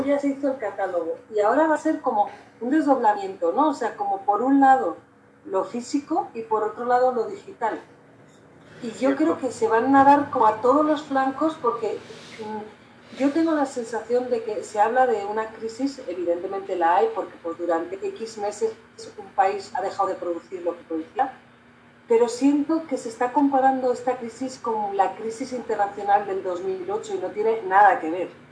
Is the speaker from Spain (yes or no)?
yes; Spain; now in Mexico; yo, que soy española